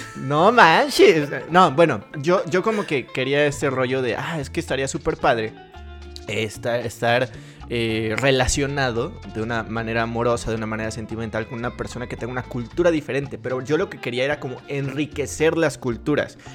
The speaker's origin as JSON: {"language": "Spanish", "country": "Mexico", "said": "todos los mexicanos somos"}